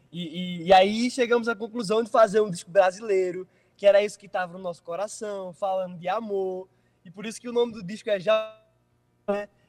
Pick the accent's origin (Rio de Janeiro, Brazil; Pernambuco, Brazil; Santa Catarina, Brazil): Pernambuco, Brazil; Recife; born there; Eu nasci no Nordeste, sou recifense, e, e nosso Nordeste assim é muito especial para mim.